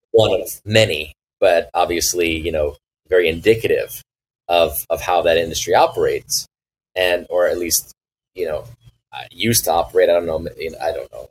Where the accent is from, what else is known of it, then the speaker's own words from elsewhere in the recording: Los Angeles, California, United States; moved away; we lived in the West Side near the near the water